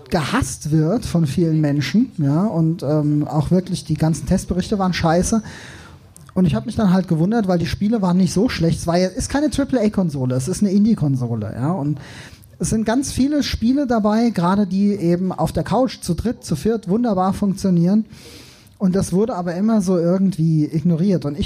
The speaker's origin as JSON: {"language": "German", "town": "Darmstadt", "region": "Hesse", "country": "Germany", "said": "ich komme eigentlich aus Frankfurt, genau genommen aus Darmstadt."}